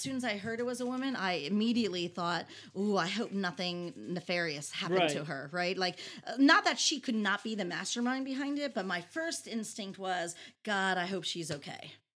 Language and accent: English; United States; accent: American; moved away as an adult; also born or lived in Hawaii; now in Jeju, South Korea; my American accent